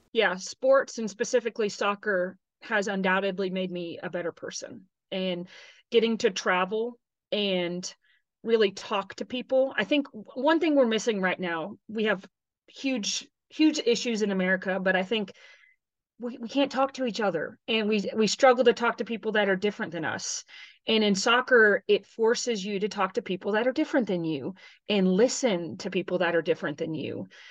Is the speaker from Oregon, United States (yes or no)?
no; Texas, United States; moved away as an adult; also born or lived in Tennessee; I'm from Texas originally